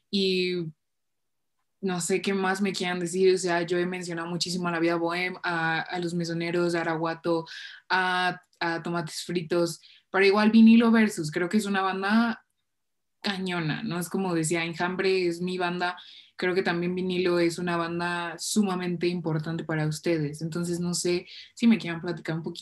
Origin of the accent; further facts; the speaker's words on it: Mexico; uno aquí siendo un mexicano muy malo que no sabe de sus bandas, pero es que es eso, les digo, eh, en México es muy raro